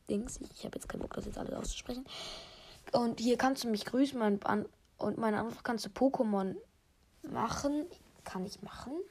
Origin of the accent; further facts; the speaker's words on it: Lower Saxony, Germany; Ich komme aus Deutschland. Ich kann auch Niedersachsen sagen, Bundesland Niedersachsen.